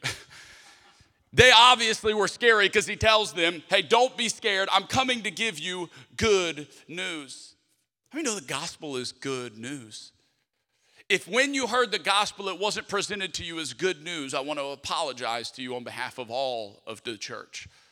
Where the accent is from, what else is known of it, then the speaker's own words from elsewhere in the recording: Lafayette, Louisiana, United States; moved away; my hometown of Lafayette, Louisiana